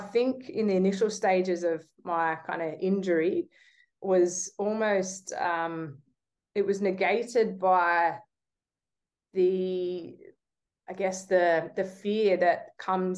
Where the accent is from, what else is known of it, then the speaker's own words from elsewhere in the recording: Australia; as you're growing up, as certainly an Aussie kid who, you know, we idolize sport in this country